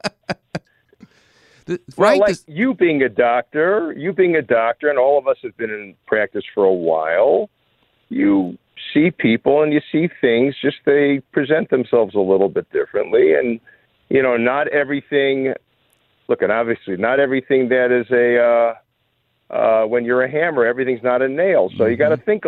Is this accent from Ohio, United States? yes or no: no; Chicago, Illinois, United States; I grew up in Chicago